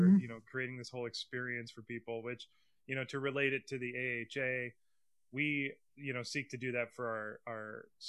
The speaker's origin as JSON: {"language": "English", "region": "Iowa", "country": "United States", "moved": "as an adult", "lives_now": "New York, United States", "said": "I'm from Iowa and I'm new to the city, because I've only been here for almost 10 years"}